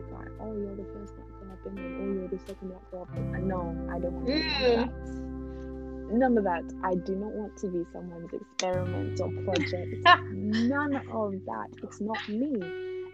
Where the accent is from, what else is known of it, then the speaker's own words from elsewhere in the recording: United Kingdom; growing up in Europe, anyway, but I can only speak for like the UK